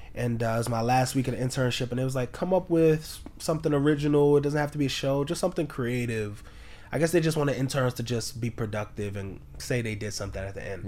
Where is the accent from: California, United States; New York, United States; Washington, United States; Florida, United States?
New York, United States; New York City; I'm from, I'm born and raised in Harlem.